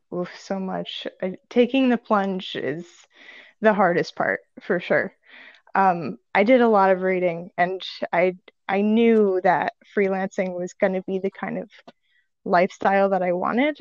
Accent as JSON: {"language": "English", "town": "Saratoga Springs", "region": "New York", "country": "United States", "also_born_or_lived": "Savannah, Georgia", "moved": "as an adult", "lives_now": "Brooklyn, United States", "said": "I'm from Saratoga"}